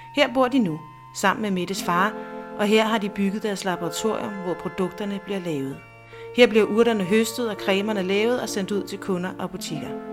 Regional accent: Næstved, Zealand, Denmark; moved away as an adult; also born or lived in Copenhagen; er født og opvokset i Næstved

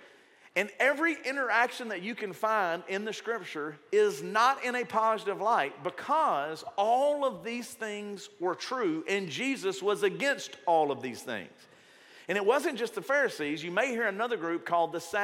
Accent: the South, United States; if you grew up in the South, and you grew up in a Baptist church or maybe in another denomination, I was from the Baptist, I'm only speaking from where I grew up

